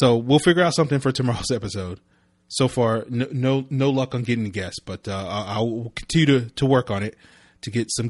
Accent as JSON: {"language": "English", "region": "Virginia", "country": "United States", "tie": "born or raised there", "said": "growing up in Virginia and being like, we're East Coast and I rep the East Coast."}